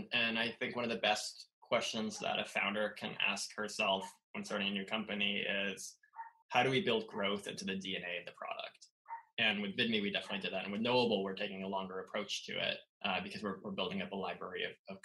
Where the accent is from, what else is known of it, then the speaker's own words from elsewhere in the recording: Southern California, United States; also born or lived in Los Angeles / East Coast / San Francisco; now in San Francisco Bay Area, United States; I grew up in Southern California